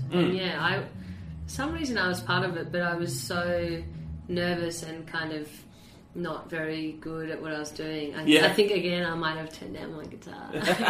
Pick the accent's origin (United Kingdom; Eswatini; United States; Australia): Australia; Sydney, New South Wales; I think growing up in Sydney, well, anywhere, I guess, in Australia especially